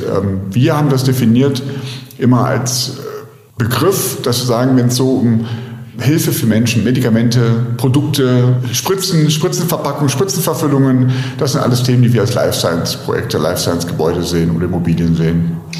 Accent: Cologne, North Rhine-Westphalia, Germany; Rheinländer, als Kölner

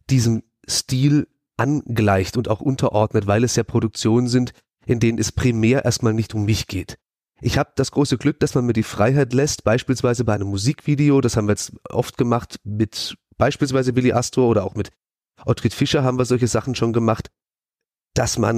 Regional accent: Emmendingen, Baden-Württemberg, Germany; moved away as an adult; now in Hamburg, Germany; komme ursprünglich genau aus der Ecke, in der wir hier gerade sitzen, äh, Freiburg. Ich bin Emding geboren und bin vor vier Jahren nach Hamburg gezogen.

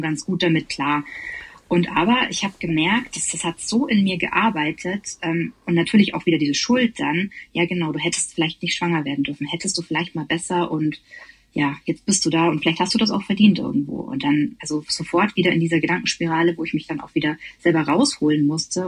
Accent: Bavaria, Germany; ich komme auch aus Bayern

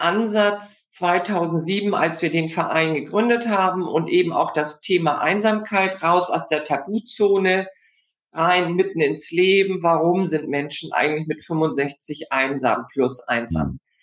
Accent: Hamburg, Germany; ich komme ja aus Hamburg, äh, was man in Hamburg so lernt, Im- und Exportkaufmann.

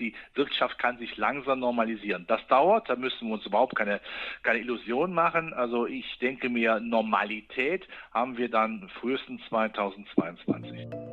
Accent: Rhineland, Germany; ich bin Rheinländer

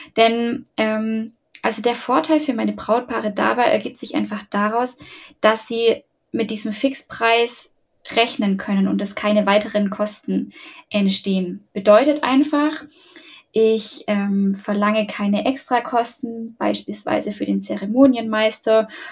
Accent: Ulm, Baden-Württemberg, Germany; ich komme aus Ulm

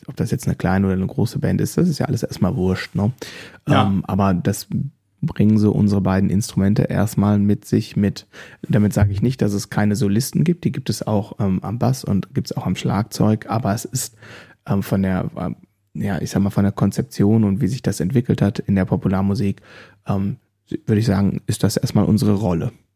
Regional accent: Germany; ich komme offensichtlich aus Deutschland

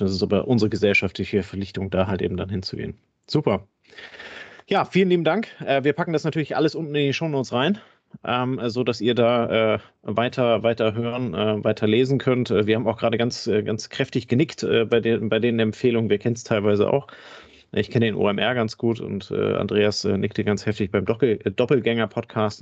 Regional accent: the North, Northern Germany, Germany; Ich komme ja selber aus dem Norden

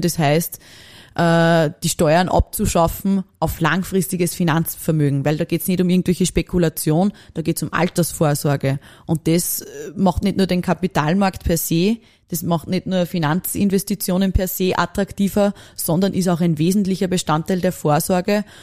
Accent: Upper Austria, Austria; dass ich Oberösterreicherin bin

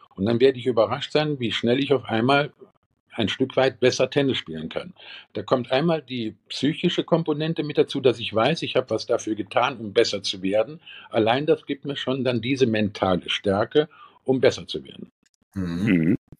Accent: Eifel, Germany; bei uns in der Eifel

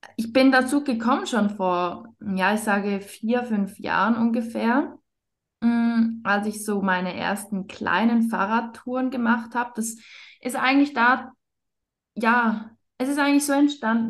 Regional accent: Switzerland; ich bin aus der Schweiz

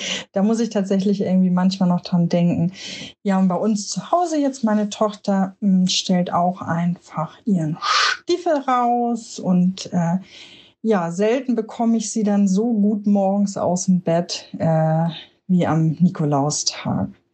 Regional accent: Hamburg, Germany; Ich komme aus Hamburg

